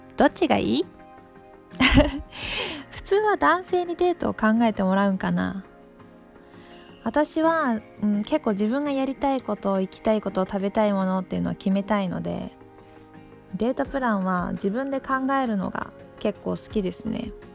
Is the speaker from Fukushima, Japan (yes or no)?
no; Takayama, Gifu, Japan; 私の出身地の飛騨高山